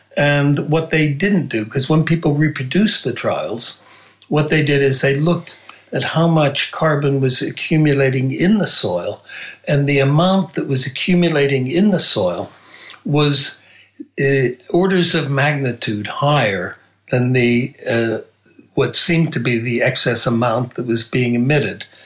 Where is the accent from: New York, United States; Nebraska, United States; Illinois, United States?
Nebraska, United States; moved away; I'm originally from Nebraska